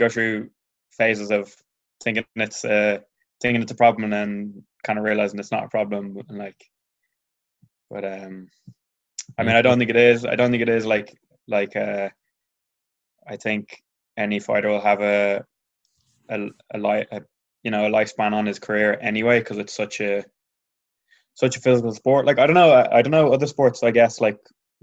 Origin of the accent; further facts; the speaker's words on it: Tuamgraney, Munster, Ireland; I'm a Clare man, yeah. I'm in Clare now. My family home in Clare